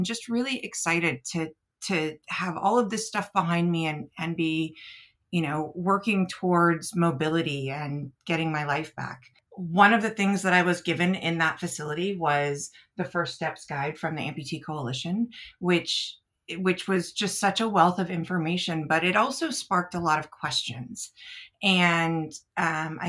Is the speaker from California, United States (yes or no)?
yes; Northern California, United States; moved away as an adult; also born or lived in Bay Area, California; now in Illinois, United States; I am a West Coast kid. I grew up in Northern California